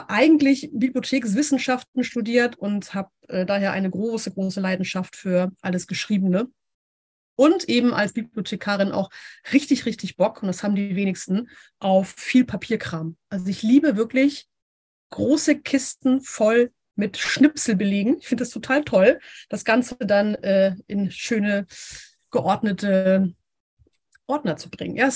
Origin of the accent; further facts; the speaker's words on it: Hamburg, Germany; Ich komme hier aus Hamburg. Ich bin ein richtiges Nordlicht.